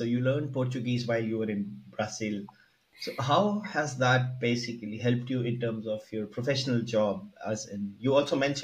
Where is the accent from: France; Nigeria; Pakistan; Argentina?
Pakistan; I'm from Pakistan